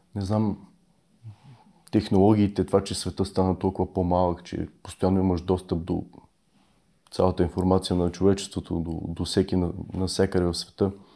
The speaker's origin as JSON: {"language": "Bulgarian", "country": "Bulgaria", "said": "ние сме България с всичкото, с което идва това име"}